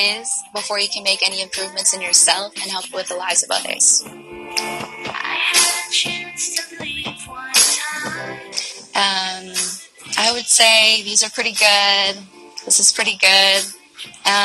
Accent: Cleveland, Ohio, United States; now in Los Angeles, United States; I'm from Cleveland, Ohio, and I recently moved to Los Angeles

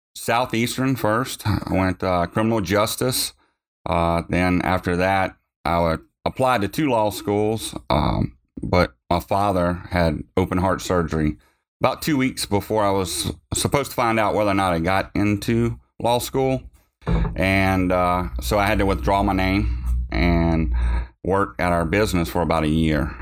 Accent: Montpelier, Louisiana, United States; I grew up in Montpelier, is where I was born.

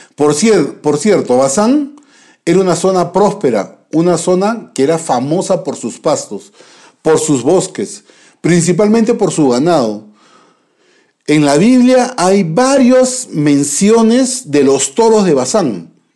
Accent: Peru; nosotros como, como peruanos

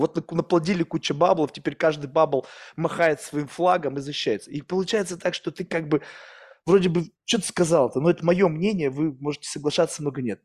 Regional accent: Russia; moved away; also born or lived in United States; я вырос в России

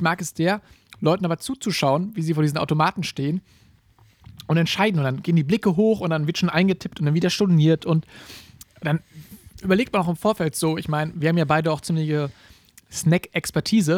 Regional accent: Gießen, Hesse, Germany; bei uns in Gießen

